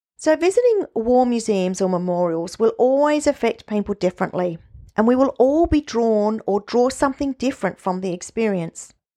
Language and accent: English; Australia; we are Australian, we're not English, or we're not German